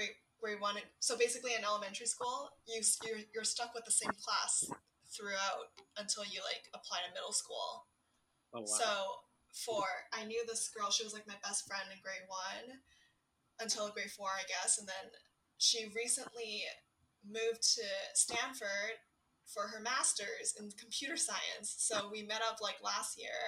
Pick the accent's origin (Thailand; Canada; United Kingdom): Canada; Vancouver, British Columbia; also born or lived in Nanning, China; I was born and raised in Vancouver, and then I went back to attend elementary school in China, and I stayed there until like start of grade four when I went back to Vancouver.